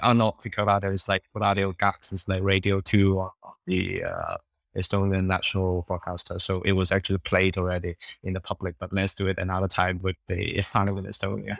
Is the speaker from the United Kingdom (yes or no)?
no; Hong Kong; first language Cantonese; English is a second language; also born or lived in Denmark; now in Estonia; I come from Hong Kong